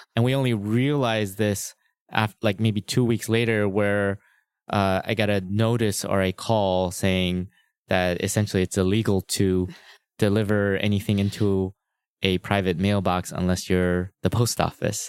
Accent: La Cañada Flintridge, California, United States; I'm a Los Angeles native. I was born and raised in Los Angeles. I, uh, grew up in La Cunada, which is near Pasadena and Glendale

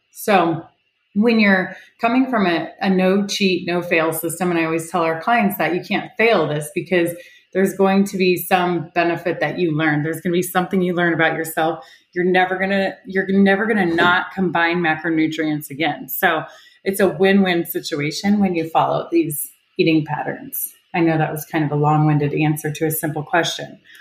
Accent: Ohio, United States; moved away as an adult; also born or lived in Oklahoma; now in Orange County, California, United States; I live in Orange County, California, but I grew up in Ohio, one of eight kids

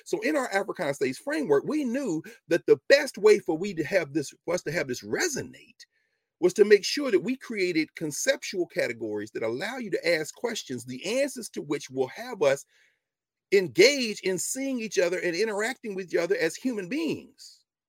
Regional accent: South Carolina, United States; I'm Gullah Geechee from South Carolina. I don't play.

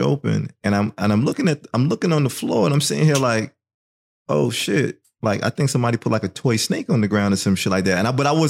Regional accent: New York, United States; moved away; I'm from New York

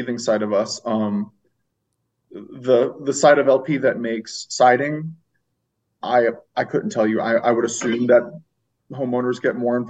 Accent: St. Louis, Missouri, United States; moved away; I'm originally from the St. Louis area

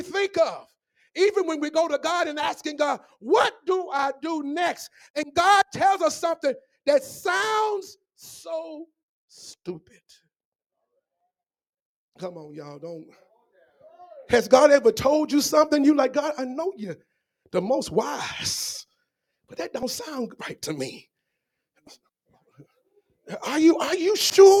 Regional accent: Memphis, Tennessee, United States; When I was growing up in Memphis, Tennessee

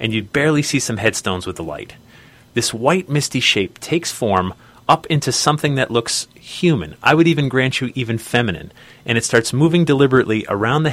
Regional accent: Newtown, Connecticut, United States; I grew up in Newtown, Connecticut, just two towns away

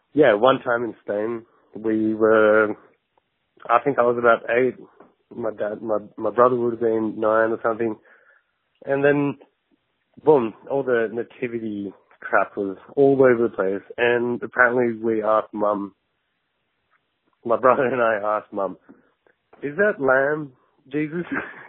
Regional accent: Japan; now in Perth, Australia; I grew up in Japan, and my mum is Australian, my dad's Japanese

